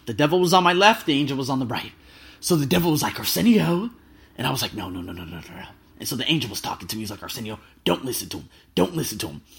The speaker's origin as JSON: {"language": "English", "town": "Las Vegas", "region": "Nevada", "country": "United States", "moved": "yes", "said": "I'm from America. I'm from Las Vegas"}